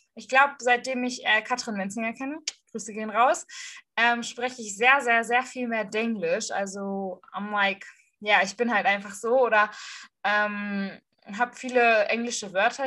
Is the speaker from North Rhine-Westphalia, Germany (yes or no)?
yes; Ruhr area, North Rhine-Westphalia, Germany; accent: Ruhrpott; Ruhrpott kann ich halt auch reden